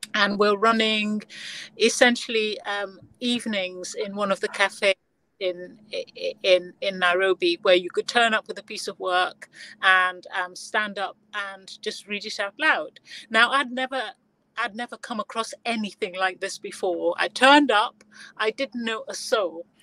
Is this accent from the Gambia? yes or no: yes; Gambia; I was born in the Gambia